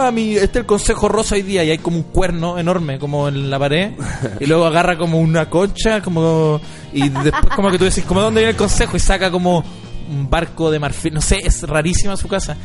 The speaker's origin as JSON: {"language": "Spanish", "country": "Chile", "said": "Me formaron como persona, eh, como humano, como chileno"}